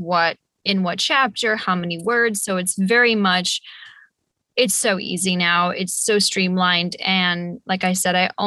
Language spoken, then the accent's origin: English; United States; I am American